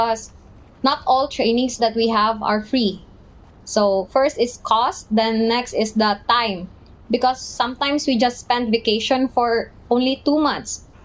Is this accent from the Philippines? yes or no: yes; Philippines; I'm a seafarer from the Philippines